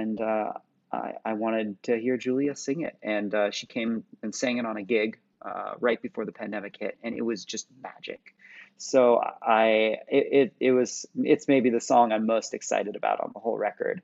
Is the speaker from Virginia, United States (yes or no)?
no; Santa Cruz, California, United States; I grew up in the Bay Area, in California, or Santa Cruz, just below the Bay Area